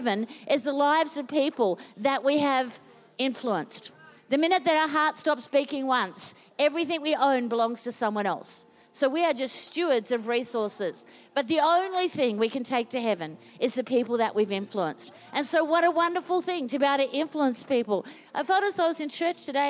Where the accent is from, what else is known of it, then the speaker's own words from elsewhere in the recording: Queensland, Australia; now in Melbourne, Australia; I was born in Queensland